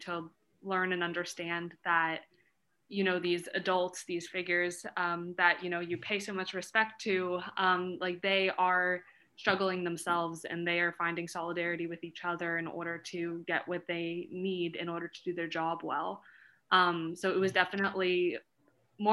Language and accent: English; Los Angeles, California, United States; I grew up in Los Angeles and attended public schools all throughout